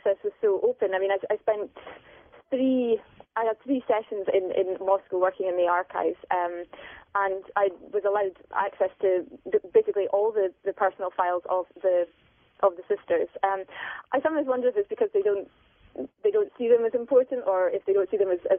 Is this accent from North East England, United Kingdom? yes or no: no; Aberdeen, Scotland, United Kingdom; I went to university at Aberdeen, where my hometown